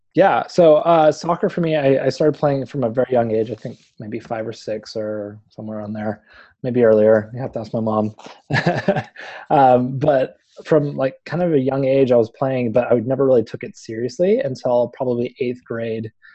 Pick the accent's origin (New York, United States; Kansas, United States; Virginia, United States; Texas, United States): Texas, United States; Houston; moved away; I grew up in Houston. I spent most of my life in Houston